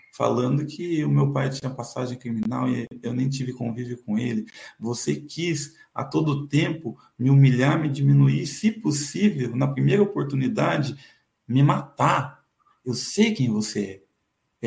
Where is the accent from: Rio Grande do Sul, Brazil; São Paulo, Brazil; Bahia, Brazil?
São Paulo, Brazil; Eu nasci em São Paulo